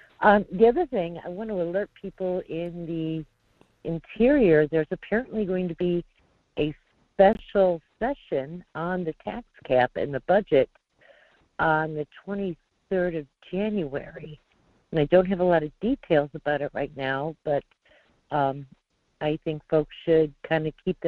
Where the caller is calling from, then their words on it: North Pole, Alaska, United States; in North Pole.